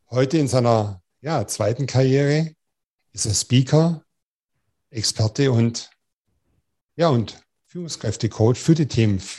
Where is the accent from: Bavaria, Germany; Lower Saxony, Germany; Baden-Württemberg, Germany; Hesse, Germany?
Baden-Württemberg, Germany; accent: Swabian; Wir hatten ja schon ein kleines Schwätzchen, sage ich mal so, auf Schwäbisch, ne, aus meiner Heimat schon von her